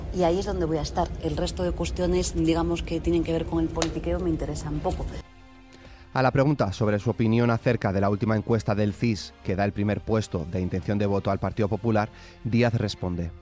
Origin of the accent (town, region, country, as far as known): Spain